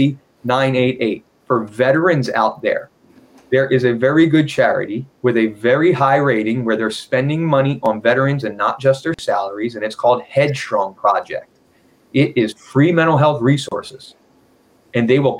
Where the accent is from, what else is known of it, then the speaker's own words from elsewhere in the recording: Philadelphia, Pennsylvania, United States; now in Washington, United States; I'm from Philly, and we look for the fight in people